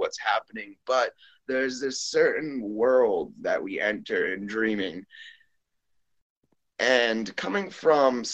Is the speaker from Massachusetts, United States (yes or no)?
yes; Boston, Massachusetts, United States; also born or lived in Peru; now in Las Vegas, United States; I was born and raised in Boston, Massachusetts. I currently live in Las Vegas, Nevada